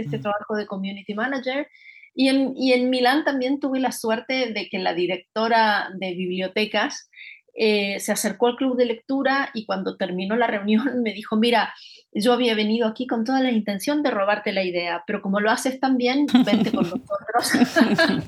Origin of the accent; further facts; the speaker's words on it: Rosario, Santa Fe, Argentina; moved away as an adult; also born or lived in Buenos Aires; mi ciudad natal, que es Rosario, Argentina